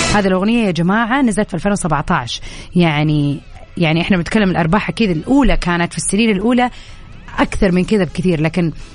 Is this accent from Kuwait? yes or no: no; southern Saudi Arabia, Saudi Arabia; now in Jeddah, Saudi Arabia; انا من الجنوب